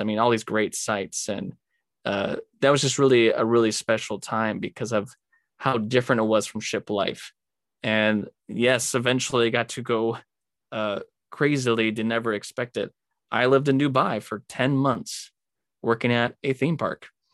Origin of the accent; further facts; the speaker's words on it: California, United States; moved away; growing up in California, I'm just kind of used to the desert